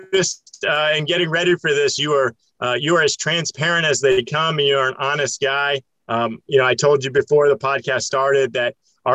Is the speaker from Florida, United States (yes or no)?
yes; Florida, United States; growing up in Florida, you know, with family from Mississippi.